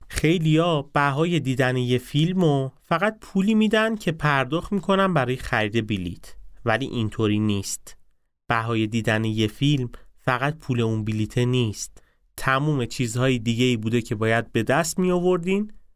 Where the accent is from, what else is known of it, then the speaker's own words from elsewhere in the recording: Isfahan, Iran; با شهر خودم شروع کنم به اسمهانیا چی میگن